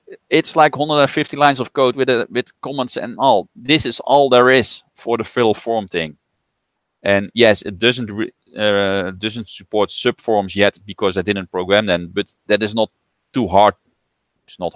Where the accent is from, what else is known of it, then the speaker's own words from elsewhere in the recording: Netherlands; accent: Dutch; I'm from the Netherlands